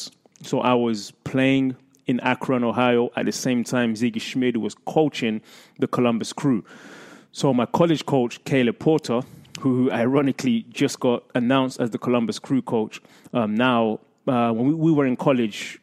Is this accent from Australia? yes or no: no; England, United Kingdom; moved away; I grew up in England in the era of Alex Ferguson and Arsene Wenger